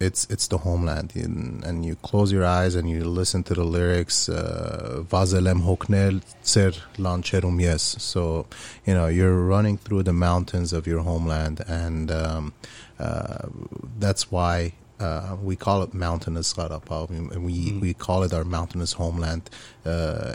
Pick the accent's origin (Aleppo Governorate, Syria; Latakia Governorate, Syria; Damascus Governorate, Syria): Aleppo Governorate, Syria; Aleppo; moved away; I grew up in Syria, in Aleppo, Syria.